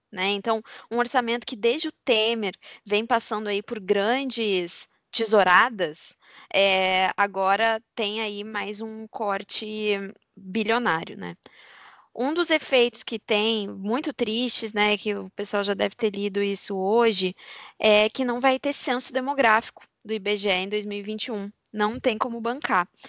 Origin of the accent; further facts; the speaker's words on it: Brazil; a gente é brasileiro